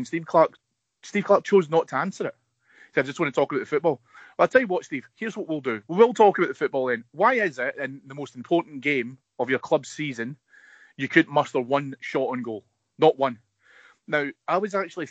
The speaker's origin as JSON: {"language": "English", "region": "Scotland", "country": "United Kingdom", "said": "As a Scottish footballing public"}